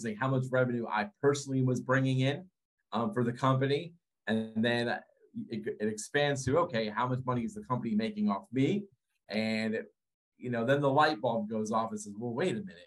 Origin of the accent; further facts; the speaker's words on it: Connecticut, United States; Born and raised in Connecticut